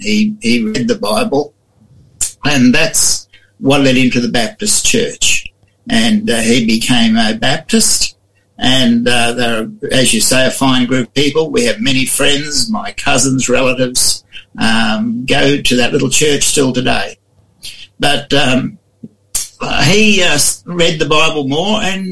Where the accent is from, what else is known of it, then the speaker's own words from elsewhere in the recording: Gatton, Queensland, Australia; also born or lived in Toowoomba; I was brought up in Queensland, the Lockyer Valley, and around the Gatton area where we had a farm